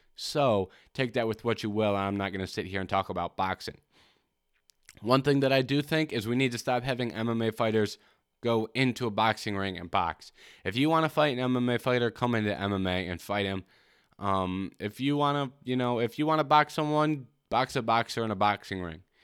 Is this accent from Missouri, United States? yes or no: no; Michigan, United States; I'm from Michigan.